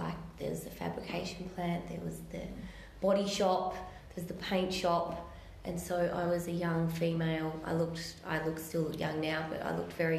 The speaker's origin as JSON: {"language": "English", "town": "Melbourne", "region": "Victoria", "country": "Australia", "tie": "born or raised there", "said": "So I guess I grew up in Eltham in Melbourne. So, and I came from like a kind of working class family."}